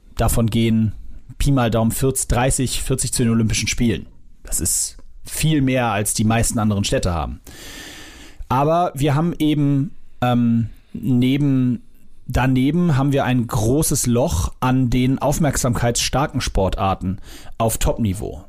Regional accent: Hamburg, Germany; ich bin im Norden aufgewachsen, in Lemsal-Mellingstedt

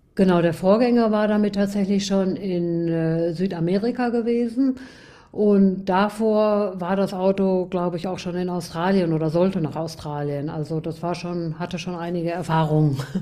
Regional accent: Gütersloh, North Rhine-Westphalia, Germany; moved away; Ich äh, bin, wie du schon gesagt hast, aus Gütersloh ähm, geboren und dann über Umwegen ein bisschen quer durch Deutschland und wieder nach Gütersloh zurückgekommen

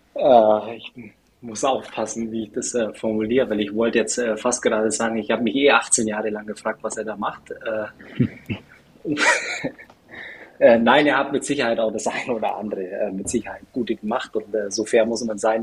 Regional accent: Germany; als Deutscher

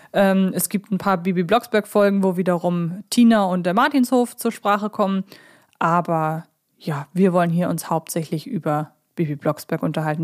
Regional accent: Hamburg, Germany; bei uns in Hamburg

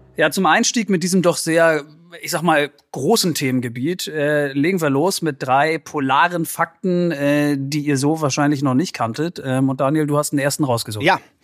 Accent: Northern Germany, Germany; als Norddeutscher

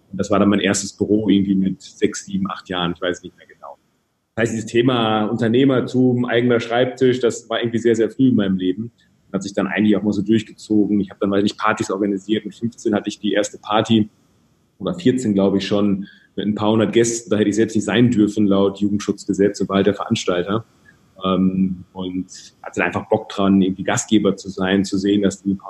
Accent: Rhede, North Rhine-Westphalia, Germany; Ich komme aus dem schönen Münsterland, ganz behütet aufgewachsen in einem 20.000 Einwohner, ja, Dorf ist

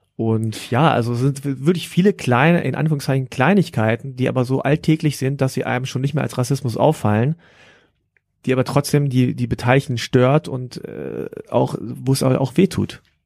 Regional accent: Hanover, Lower Saxony, Germany; ich bin froh, dass ich in Deutschland aufgewachsen bin

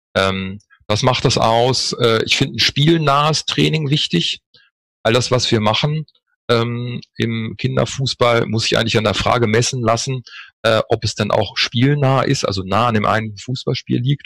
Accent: Northern Germany, Germany; moved away as an adult; also born or lived in Freiburg / Düsseldorf; now in Cologne, Germany; Habe im Norden angefangen, wo ich geboren bin

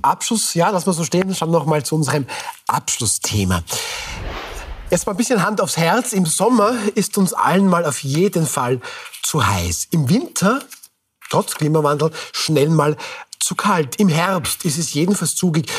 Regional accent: Austria; sind wir Österreicherinnen und Österreicher

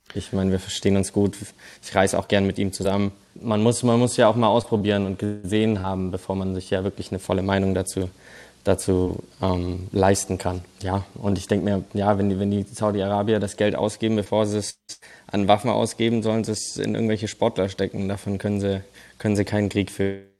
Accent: Germany; moved away as an adult; also born or lived in Mannheim area; now in Oklahoma, United States; ich bin in Deutschland aufgewachsen

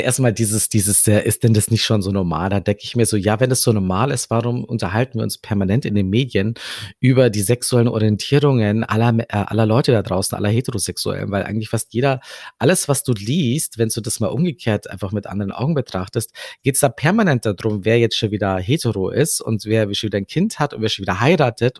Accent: Germany; Aber ich bin hier in Deutschland aufgewachsen

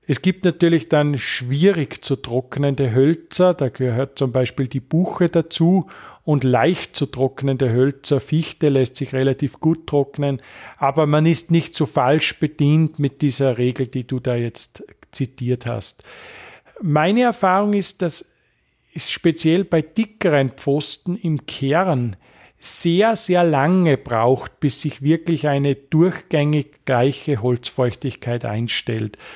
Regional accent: Bad Goisern, Upper Austria, Austria; Nein, also ich kann es jetzt für meinen Heimatort Bad Goisern, südliches Oberösterreich, äh, bestätigen.

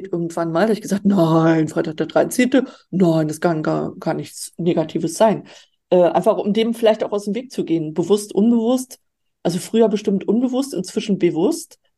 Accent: Baltic coast, Germany; Also ich bin dort an der Ostsee groß geworden. Insofern ähm, habe ich da äh, meine Wurzeln, meine ursprünglichen.

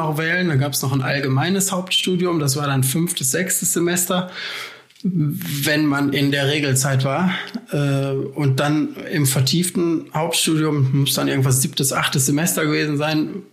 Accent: Essen, North Rhine-Westphalia, Germany; moved away as an adult; also born or lived in Aachen; ich komme ursprünglich aus Essen

